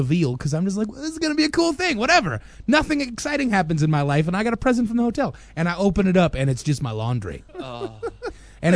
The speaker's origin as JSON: {"language": "English", "country": "United States", "said": "Being an American dude in the Philippines"}